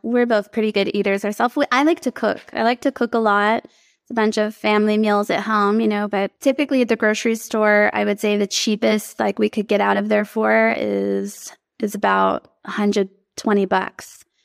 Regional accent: Texas, United States; I grew up here in Texas

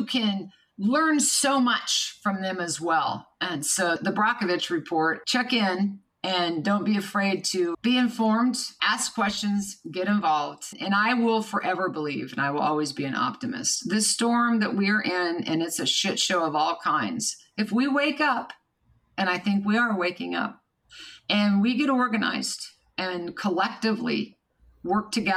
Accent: Kansas, United States; was born and raised in Kansas.

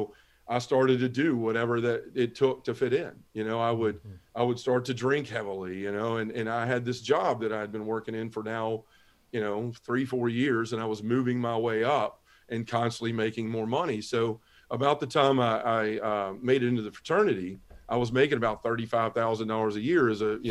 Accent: Memphis, Tennessee, United States; I was born and raised in Memphis, Tennessee. It's where I live now

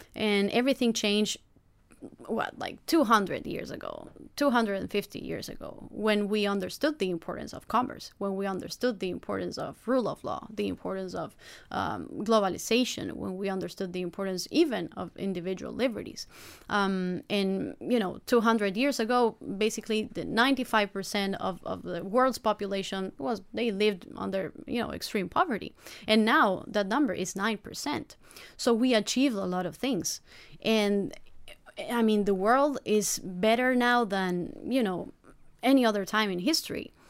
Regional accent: Rosario, Santa Fe, Argentina; now in United States; I'm from Rosario and from Argentina

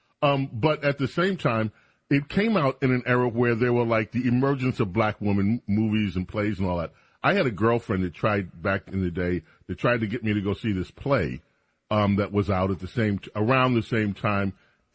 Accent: New York, United States; We're from New York. It was civilization. I grew up in civilization, so it was different.

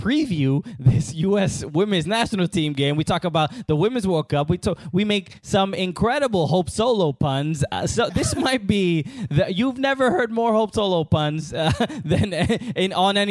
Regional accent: New York City, New York, United States; moved away; I grew up in Brooklyn my entire life

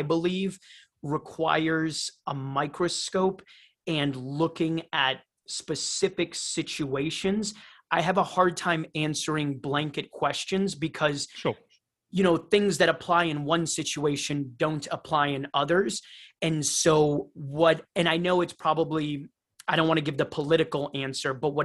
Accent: Cleveland, Ohio, United States; moved away as an adult; also born or lived in Rio de Janeiro, Brazil; now in Costa Rica; grew up in Cleveland, Ohio

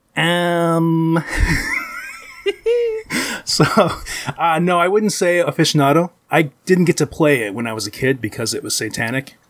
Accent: Ypsilanti, Michigan, United States; I'm in Ypsilanti, Michigan

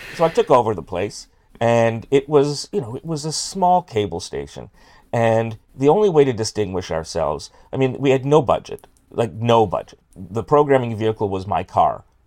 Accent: Toronto, Ontario, Canada; grew up in, uh, North York by Newtonbrook

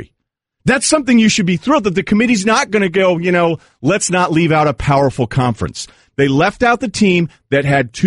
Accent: New England, United States; I'm from New England

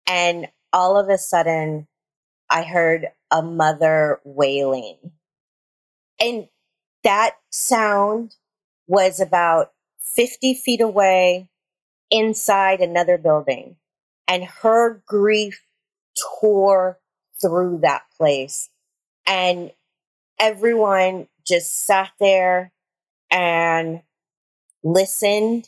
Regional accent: near Uvalde, Texas, United States; This one is near my hometown.

